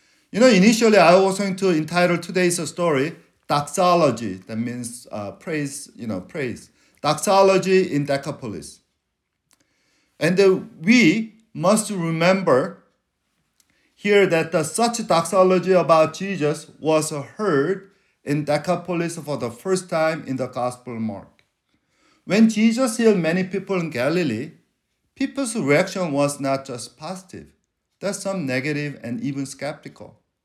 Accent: South Korea; first language Korean; English is a second language; But when I'm in trouble, I speak Korean. That's because that's my mother tongue.

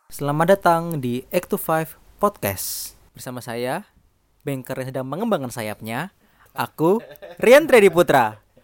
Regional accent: Jember, East Java, Indonesia; accent: medok (Javanese); moved away; saya dari Jember Jawa Timur

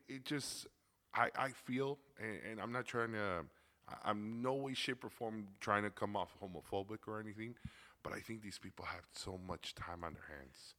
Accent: Chicago, Illinois, United States; I grew up in Little Village, over by 26th Street in Chicago.

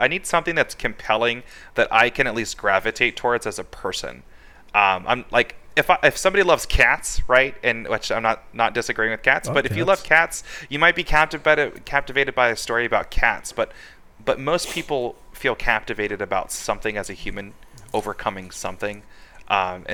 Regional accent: California, United States; also born or lived in Virginia; now in Arizona, United States; I was born in Virginia, raised in California, and then I ended up out in this horribly hot state

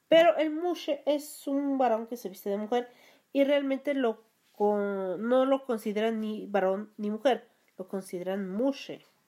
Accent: Mexico; soy de México

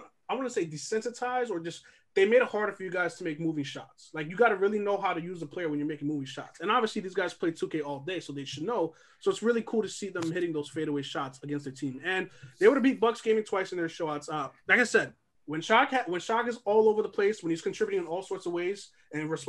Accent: New York, United States; We're all born and raised in New York

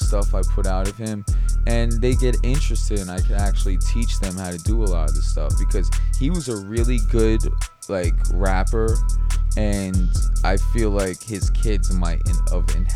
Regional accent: Westchester, New York, United States; moved away as an adult; now in New York City, United States; I'm from Westchester originally, so that's where my life is. But now that I live in the city

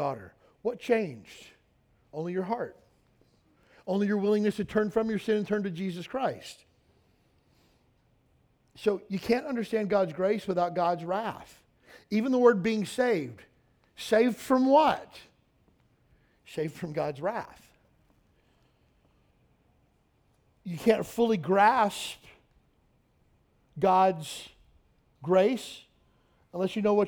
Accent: Kentucky, United States; moved away; I'm from Kentucky

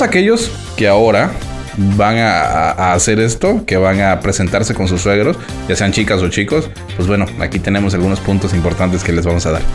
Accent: Mexico; somos mexicanos

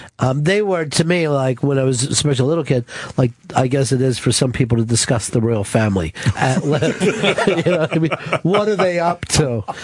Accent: Pennsylvania, United States; I'm from Delaware County originally and a lot of factories along there

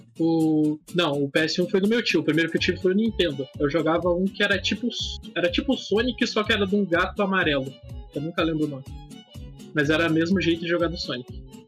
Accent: Curitiba, Paraná, Brazil; eu sou de Curitiba

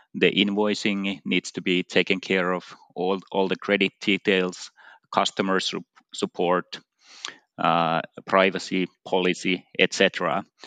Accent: Finland; in my home country, Finland

